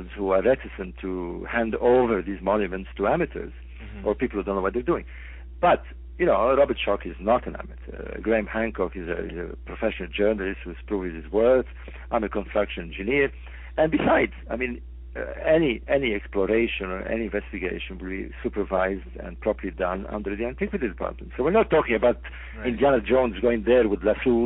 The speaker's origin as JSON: {"language": "English", "town": "Alexandria", "region": "Alexandria Governorate", "country": "Egypt", "said": "I'm from Alexandria, by the way. I was born in Alexandria"}